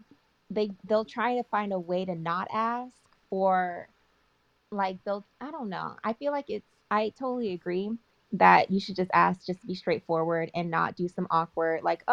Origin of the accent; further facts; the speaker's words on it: Bay Area, California, United States; I'm from the Bay Area